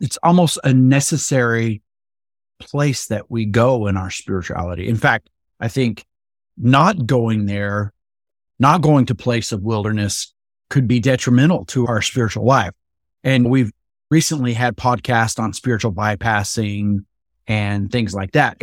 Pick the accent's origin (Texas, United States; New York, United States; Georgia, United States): Texas, United States; West; I grew up in Texas, in West Texas, and it is actually a desert out there